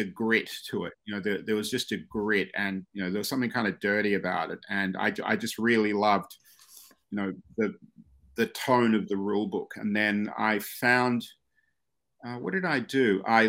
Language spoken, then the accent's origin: English; Australia; moved away as an adult; now in New York, United States; I grew up in Australia